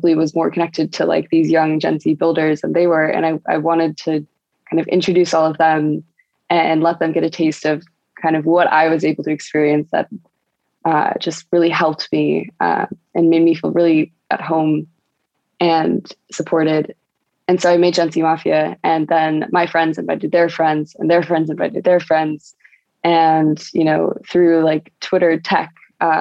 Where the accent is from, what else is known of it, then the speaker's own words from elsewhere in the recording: North Carolina, United States; now in San Francisco, United States; as a kid, I grew up in North Carolina